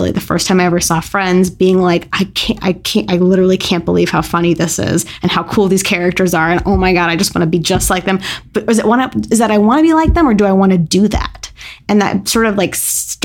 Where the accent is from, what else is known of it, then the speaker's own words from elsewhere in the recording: Santa Clarita, California, United States; I'm from a weird little town called Santa Clarita, California, which is about 40 minutes outside of the center of Los Angeles